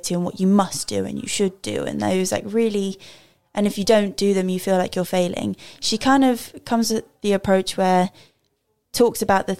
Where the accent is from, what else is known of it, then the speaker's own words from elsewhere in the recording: South Africa; Yeah, my hometown is South Africa.